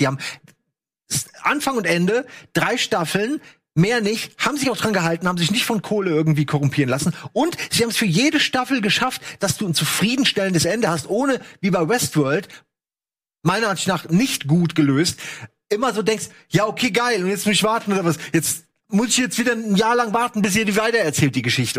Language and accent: German; Germany; ich als, als Deutscher